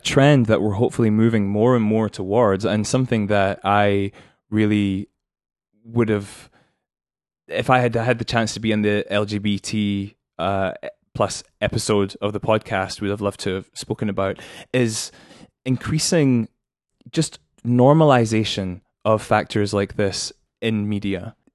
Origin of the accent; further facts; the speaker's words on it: United Kingdom; as a British person